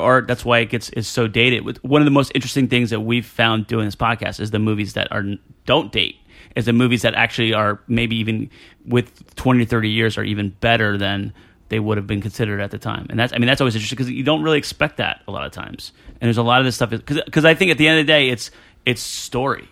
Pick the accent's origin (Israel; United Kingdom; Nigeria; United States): United States; New Jersey; I'm from Jersey